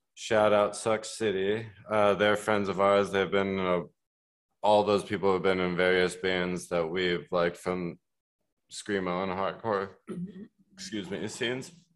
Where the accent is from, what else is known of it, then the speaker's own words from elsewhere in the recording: Colorado, United States; now in Milwaukee, United States; I grew up in Colorado